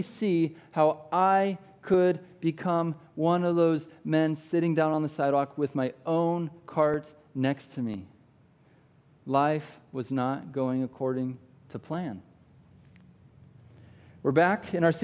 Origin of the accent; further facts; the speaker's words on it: Iowa, United States; I grew up in Iowa